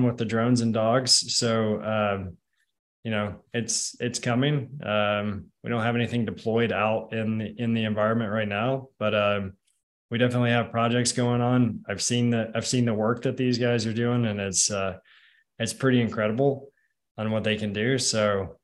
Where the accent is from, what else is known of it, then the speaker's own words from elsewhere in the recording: Nashville, Tennessee, United States; I'm from Nashville, Tennessee. Covenant shooting happened in my backyard